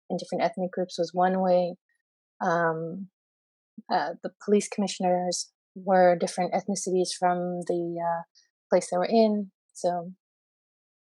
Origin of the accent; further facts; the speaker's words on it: New York, United States; also born or lived in Afghanistan / Saudi Arabia; We left when I was after my 1 year old birthday, and I grew up in Saudi Arabia and Brooklyn.